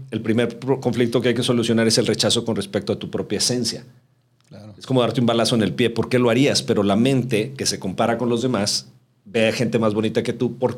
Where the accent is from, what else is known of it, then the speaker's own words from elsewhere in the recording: Mexico City, Mexico; born there; Somos, nacimos en la Ciudad de México.